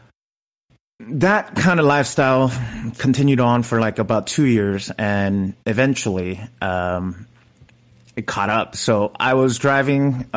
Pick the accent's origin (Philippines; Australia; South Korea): South Korea; now in Los Angeles, United States; I was this kid from Korea